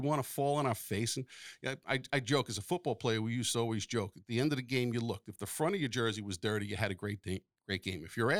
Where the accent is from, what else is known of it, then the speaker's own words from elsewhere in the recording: Long Island, New York, United States; I grew up on Long Island